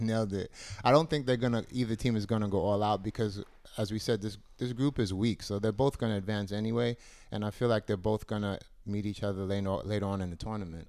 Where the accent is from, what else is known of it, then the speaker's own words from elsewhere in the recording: United States; being an American